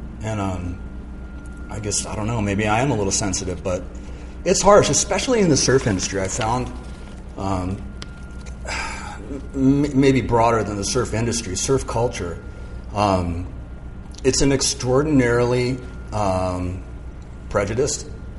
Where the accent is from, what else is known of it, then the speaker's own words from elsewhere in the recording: Malibu, California, United States; also born or lived in San Mateo; So I was born in Northern California. I was born in San Mateo. And we lived there until I was about 6. And then at that time, we moved to Southern California. And we moved to Point Doom in Malibu.